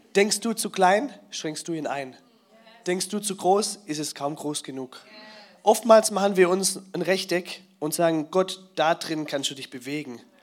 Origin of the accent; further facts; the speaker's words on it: Swabia, Baden-Württemberg, Germany; ich bin ja Schwabe